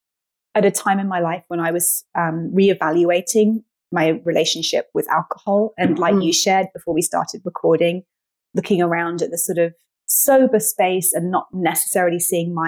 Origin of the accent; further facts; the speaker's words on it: United Kingdom; moved away as an adult; now in United States; I'm British. I've been based in the US for 10 years now.